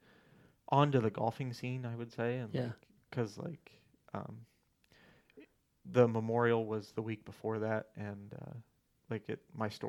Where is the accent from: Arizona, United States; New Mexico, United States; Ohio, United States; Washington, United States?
Ohio, United States; I'm from Ohio